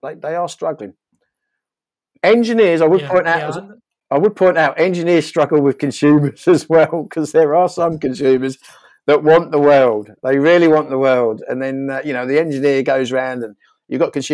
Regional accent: Norfolk, East of England, United Kingdom; I grew up in Norfolk

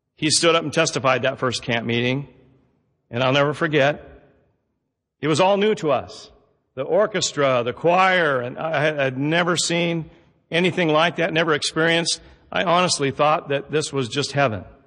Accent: Southern Oregon, United States; also born or lived in Roseburg; Growing up in Southern Oregon, we, it's an agricultural area

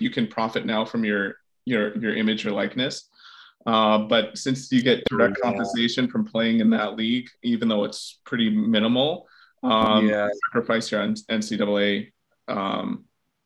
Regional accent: United States; as an American

